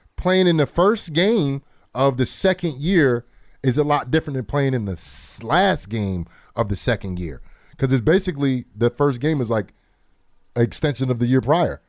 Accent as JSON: {"language": "English", "region": "New Jersey", "country": "United States", "said": "I'm from Jersey"}